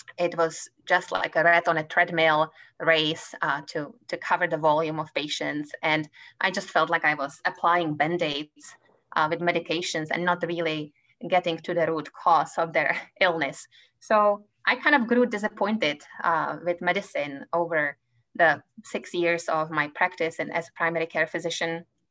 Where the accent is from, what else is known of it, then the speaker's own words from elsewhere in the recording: Czechia; English is a second language; moved away as an adult; also born or lived in Prague; now in Kansas City, United States; as you can tell from my accent, I come from Czech Republic